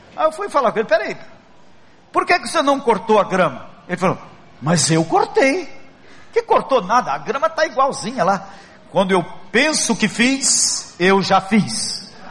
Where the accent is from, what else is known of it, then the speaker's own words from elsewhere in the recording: Brazil; nós somos brasileiros